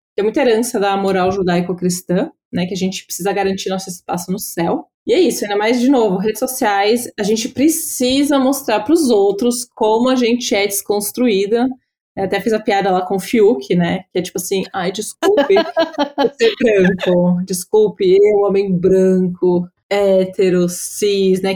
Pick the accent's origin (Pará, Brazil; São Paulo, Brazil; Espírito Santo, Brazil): São Paulo, Brazil; eu sou de São Paulo